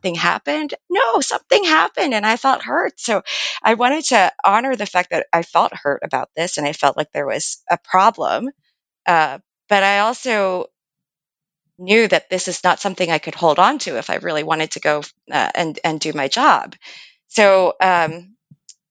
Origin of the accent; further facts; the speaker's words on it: Lower Merion, Pennsylvania, United States; also born or lived in Philadelphia; I grew up outside of Philadelphia in Lower Merion. I was born at Hahnemann Hospital in Philadelphia